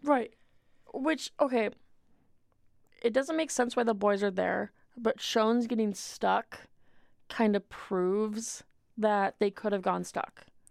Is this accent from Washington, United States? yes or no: yes; Washington, United States; I'm from Washington.